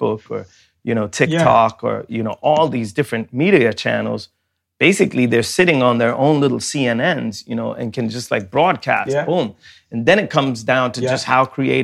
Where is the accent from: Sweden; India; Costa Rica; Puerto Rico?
Sweden; when I grew up in Sweden